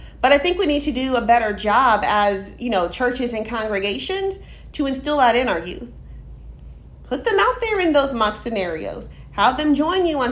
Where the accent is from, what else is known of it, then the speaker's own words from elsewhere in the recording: Austin, Texas, United States; I grew up in Austin, educated here